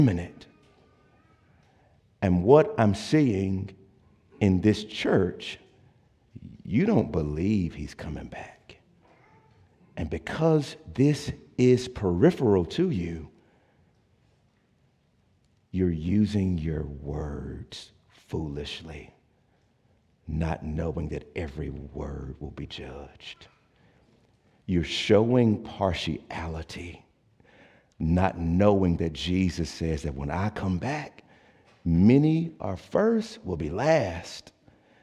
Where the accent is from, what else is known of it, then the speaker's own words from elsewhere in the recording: Jackson, United States; I grew up in Jackson